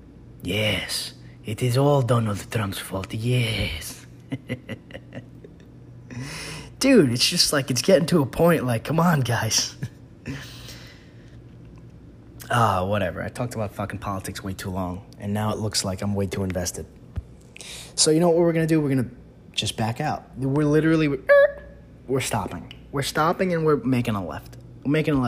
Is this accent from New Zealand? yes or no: no; New York, United States; being a New Yorker